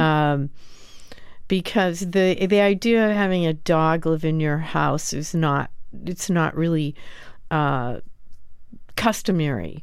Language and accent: English; New York City, New York, United States; as a New Yorker who owns a dog